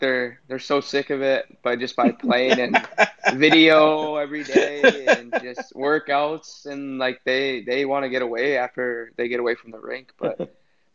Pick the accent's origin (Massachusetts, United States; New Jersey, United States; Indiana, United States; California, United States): California, United States; moved away as an adult; growing up in California, I started playing roller at the age maybe of four